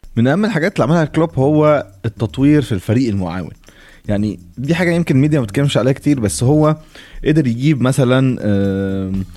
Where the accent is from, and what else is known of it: Egypt